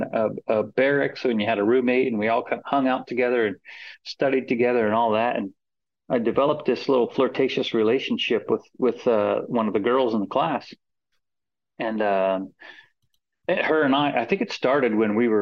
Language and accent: English; Florida, United States; moved away as an adult; I grew up in Florida